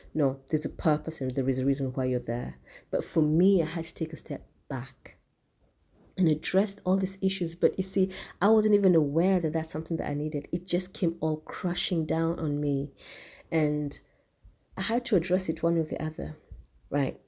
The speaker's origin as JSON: {"language": "English", "country": "Kenya", "said": "I'm from Kenya. I'm um, I'm a Kikuyu, the largest tribe in Kenya."}